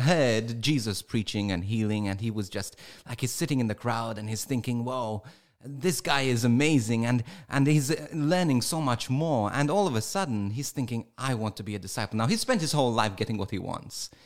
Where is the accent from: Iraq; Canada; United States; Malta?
Malta; first language English; my first language is, is English, too. I, even though I was brought up in Malta